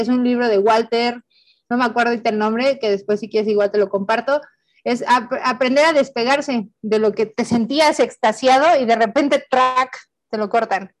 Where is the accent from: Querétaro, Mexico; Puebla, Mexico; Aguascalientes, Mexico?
Puebla, Mexico; Tehuacán; moved away as an adult; Tehuacán eh, en ese tiempo, pues era yo le digo mi pueblito bicicletero, ahorita ya es mi ciudad bicicletera